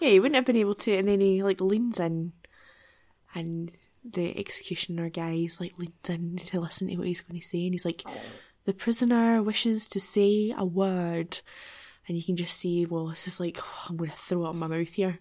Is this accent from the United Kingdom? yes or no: yes; Scotland, United Kingdom; as a Scottish person